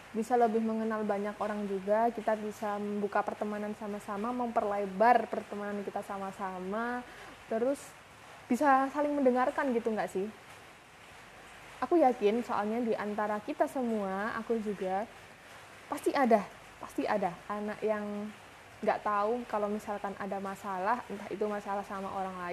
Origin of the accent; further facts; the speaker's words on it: Malang, East Java, Indonesia; gue asli Malang, umur 21 tahun, dan saat ini kesibukan gue lagi kerja.